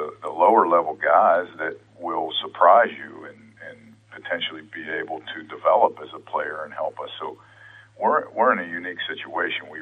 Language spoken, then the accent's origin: English; Pittsburgh, Pennsylvania, United States; in my hometown